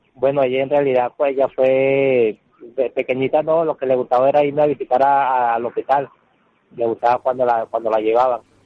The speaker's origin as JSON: {"language": "Spanish", "country": "Venezuela", "moved": "as an adult", "said": "tengo un año que salí de Venezuela por la situación"}